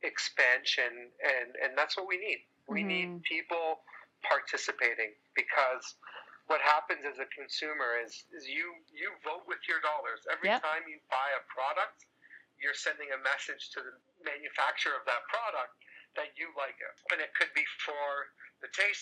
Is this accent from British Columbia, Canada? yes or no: no; Toronto, Ontario, Canada; I'm Canadian, grew up in Toronto.